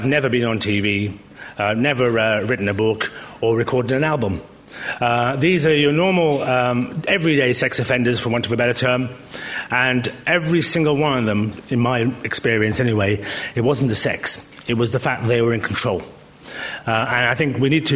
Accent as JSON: {"language": "English", "town": "Birmingham", "region": "West Midlands", "country": "United Kingdom", "tie": "born or raised there", "said": "Now, I was born in Birmingham."}